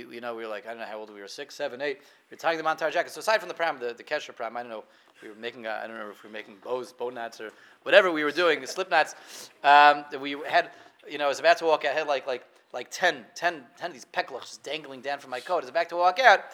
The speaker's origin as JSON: {"language": "English", "town": "Denver", "region": "Colorado", "country": "United States", "tie": "born or raised there", "said": "I remember when I was a kid, I grew up in Denver"}